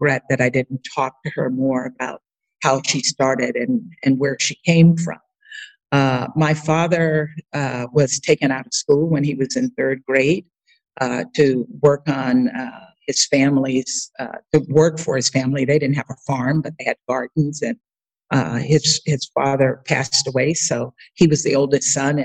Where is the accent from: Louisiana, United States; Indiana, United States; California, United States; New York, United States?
Louisiana, United States; Baker; moved away; Baker is a small rural town just outside of Baton Rouge. So when I meet people and they ask me where I'm from, I usually will say Baton Rouge unless they know Louisiana.